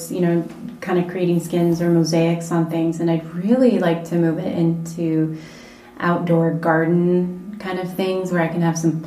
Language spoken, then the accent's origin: English; Seattle, Washington, United States; now in Las Vegas, United States; I'm originally from Seattle